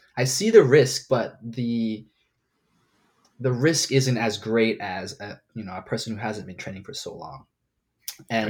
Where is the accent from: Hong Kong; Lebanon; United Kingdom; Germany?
Hong Kong; now in Hawaii, United States; I was born and raised in Hong Kong. Uh, grew up in the city